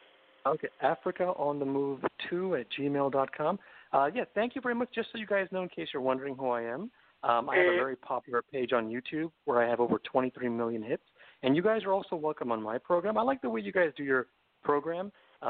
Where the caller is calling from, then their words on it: Los Angeles, California, United States; I'm calling from the greatest state in America, California, the greatest city in America, Los Angeles.